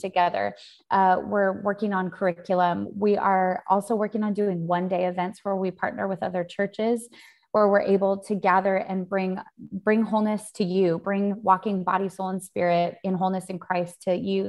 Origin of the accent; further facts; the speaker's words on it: Spokane, Washington, United States; moved away as an adult; also born or lived in Sydney, Australia; now in New York, United States; growing, growing up in Spokane, Spokane is a totally different culture.